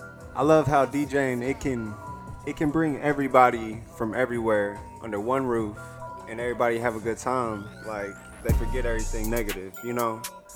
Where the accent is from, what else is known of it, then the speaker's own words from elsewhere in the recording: Louisville, Kentucky, United States; I'm from Louisville, Kentucky.